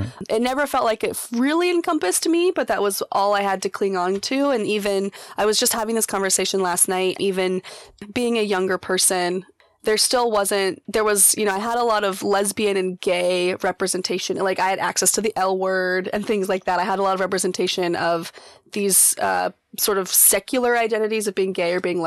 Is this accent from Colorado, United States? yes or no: yes; Colorado, United States; now in Portland, United States; I'm originally from Colorado